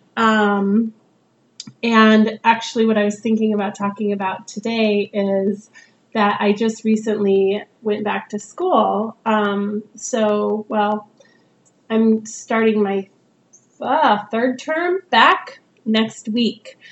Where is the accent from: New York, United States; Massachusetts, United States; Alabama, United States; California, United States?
California, United States; Northern; moved away as an adult; also born or lived in San Diego; now in Portland, United States; where I grew up in Northern California